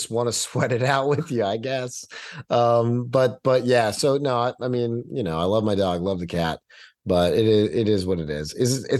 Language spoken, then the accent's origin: English; Texas, United States; I do have a little bit more of a following there because I'm a Texan.